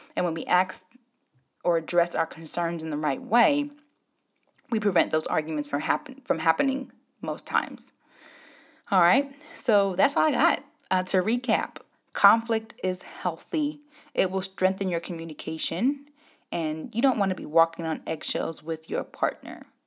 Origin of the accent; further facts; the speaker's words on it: Jamaica; me being Jamaican